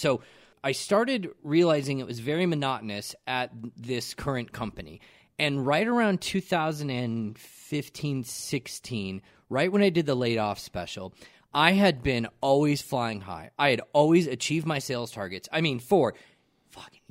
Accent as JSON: {"language": "English", "town": "Aurora", "region": "Colorado", "country": "United States", "tie": "born or raised there", "also_born_or_lived": "Genesee, Colorado", "said": "I moved from Aurora"}